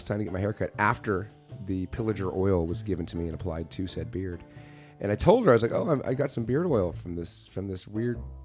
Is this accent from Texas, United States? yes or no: yes; Texas, United States; Texas is very big on its barbecue. Our barbecue, our high school football, we're very big on